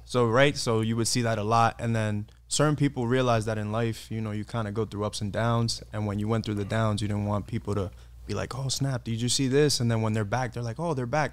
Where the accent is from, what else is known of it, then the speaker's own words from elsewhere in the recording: New York City, New York, United States; moved away as an adult; also born or lived in Dominican Republic (background); now in San Diego, United States; I'm from New York City. I'm here in San Diego now for about a year or so.